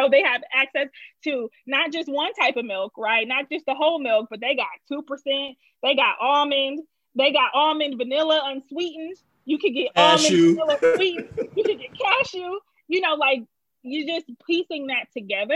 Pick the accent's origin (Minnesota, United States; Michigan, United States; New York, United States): Michigan, United States; Detroit; moved away as an adult; also born or lived in Los Angeles, United States; now in Chicago, United States; I grew up on the East Side. I did go to school in the suburbs, though. As most people, I would say from Detroit